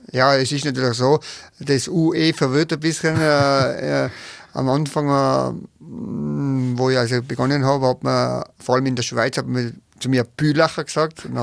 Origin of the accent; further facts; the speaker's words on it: Tyrol, Austria; accent: Tyrolean; Ich kenne es nur von meiner Region äh, und da hat sich aber das so eingebürgert und der, der Tiroler Dialekt ist ja so ein bisschen gröber